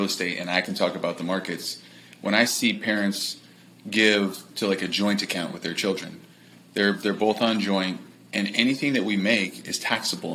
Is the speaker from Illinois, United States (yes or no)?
no; Los Angeles, California, United States; I'm from Los Angeles.